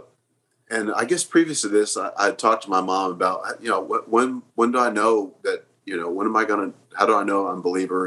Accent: Oklahoma City, Oklahoma, United States; I grew up here in Oklahoma City.

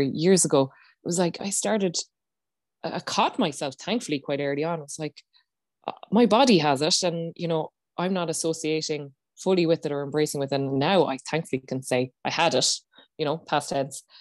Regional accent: Ireland; as Irish people

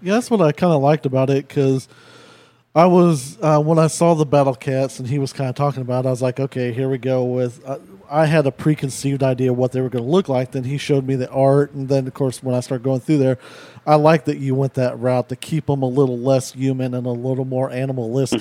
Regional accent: Ozark, Missouri, United States; also born or lived in Chicago suburbs, Illinois; being in Ozark, you know, we moved down from Chicago

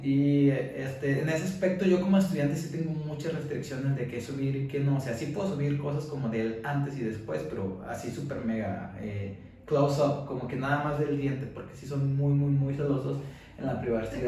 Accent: Mexico; moved away as an adult; now in United States; yo soy de México

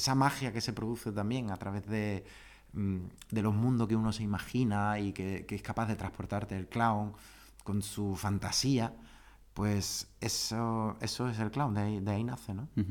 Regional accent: Germany; moved away; also born or lived in Ceuta, Spain / Seville, Spain; yo había nacido y me había criado en Alemania

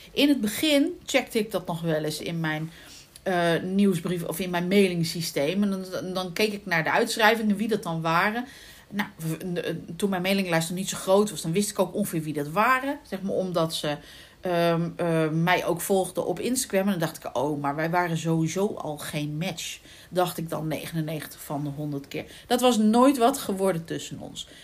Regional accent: The Hague, South Holland, Netherlands; accent: Haags; ik ben van geboorte, ben ik Hagenezen

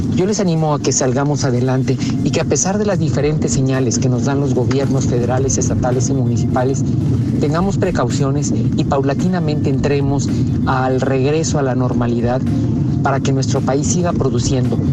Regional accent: Mexico; como muchos mexicanos

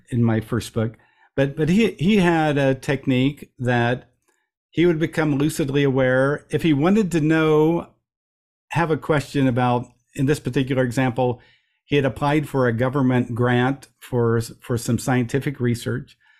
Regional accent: Midwest, United States; I'm a young guy growing up in the Midwest, in America

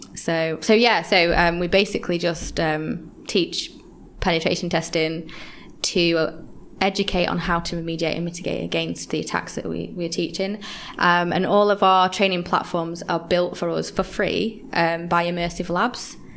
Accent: Yorkshire and the Humber, United Kingdom; now in London, United Kingdom; when I first came to London, I'm from Yorkshire originally

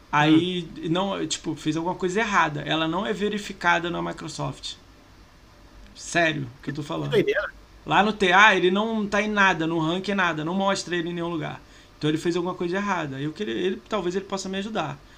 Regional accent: Rio de Janeiro, Brazil; Ele é do Rio, eu sou do Rio também.

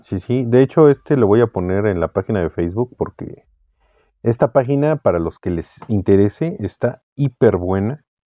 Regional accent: Mexico; te quitan eh, parte de tu identidad como mexicano

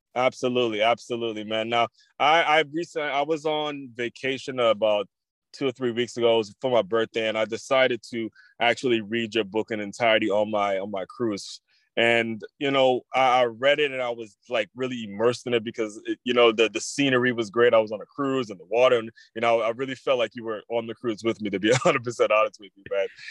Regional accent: Maryland, United States; I grew up in Maryland

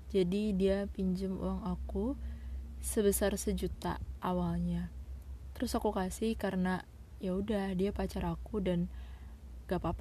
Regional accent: Sulawesi, Indonesia; kebetulan aku anak Sulawesi asli dan dia perantau dari Jakarta

